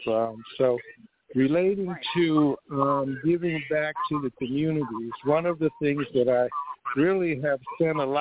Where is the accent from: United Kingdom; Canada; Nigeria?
Nigeria; Niger Delta, Akwa Ibom; I'm from the Niger Delta region of Nigeria, the oil-producing area, Akwa Ibom State is my home